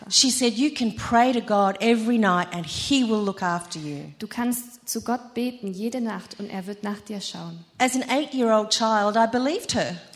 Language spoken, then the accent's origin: German; Bristol, South West England, United Kingdom; born there; Ich bin in Bristol in England geboren.